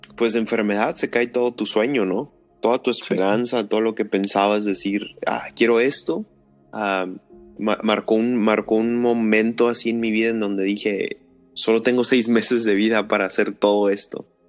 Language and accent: Spanish; Tijuana, Baja California, Mexico; soy de Tijuana, soy cholo de corazón